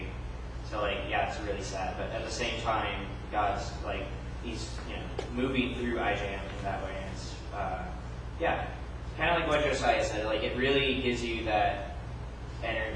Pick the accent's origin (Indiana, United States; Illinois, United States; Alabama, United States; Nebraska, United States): Indiana, United States; Seymour; now in Bloomington, United States; my hometown, Seymour, Indiana